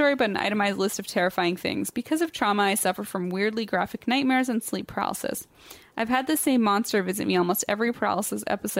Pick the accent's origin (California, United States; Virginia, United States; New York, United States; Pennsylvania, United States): Virginia, United States; Leesburg; born and raised in Leesburg, but migrated because I'm poor as bold fuck.